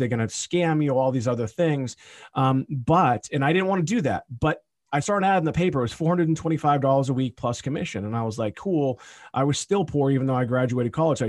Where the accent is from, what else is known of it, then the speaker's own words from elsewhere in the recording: Boston area, Massachusetts, United States; I'm here in my hometown where I grew up